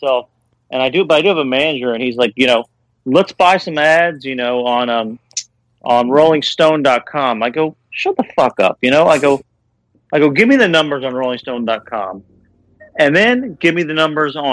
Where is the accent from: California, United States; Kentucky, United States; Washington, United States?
Kentucky, United States; When I was a kid, growing up in Kentucky